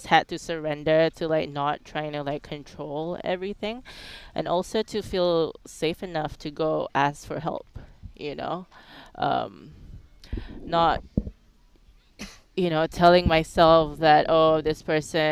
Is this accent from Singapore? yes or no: yes; Singapore; moved away as an adult; also born or lived in Phuket, Thailand; now in United States; I was born in Singapore, raised in Singapore